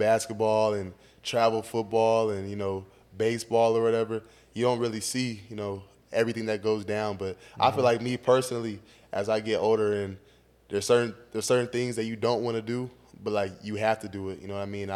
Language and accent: English; Fresno, California, United States; moved away as an adult; now in Georgia, United States; I'm from Fresno